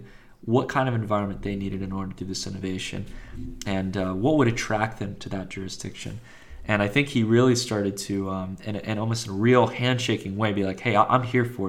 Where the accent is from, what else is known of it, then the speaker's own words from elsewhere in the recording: Virginia, United States; moved away; also born or lived in Palo Alto, California; I'm originally from Virginia, but I spent some time in the Valley